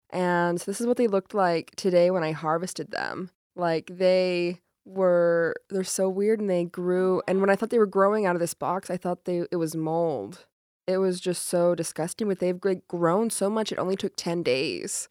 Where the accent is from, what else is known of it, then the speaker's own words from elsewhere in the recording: Rock Springs, Wyoming, United States; moved away; I'm from County Four, and it says it on our license plates